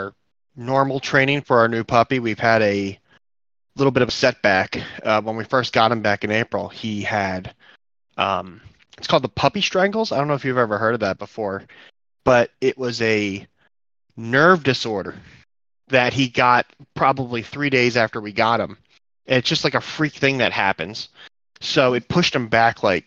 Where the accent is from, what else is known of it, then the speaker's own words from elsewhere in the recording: New Jersey, United States; now in Ohio, United States; I grew up on the East Coast in Jersey